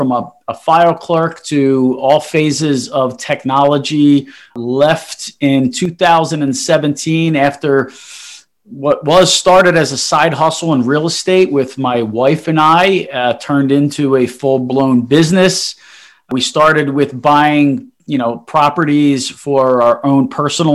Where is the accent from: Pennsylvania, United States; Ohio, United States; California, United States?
Pennsylvania, United States; Philadelphia; also born or lived in Italy; born and raised in Philadelphia, South Philly